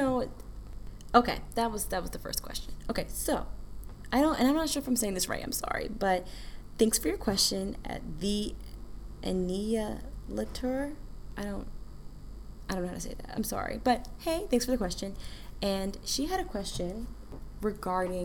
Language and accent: English; United States; I'm proud of being an American.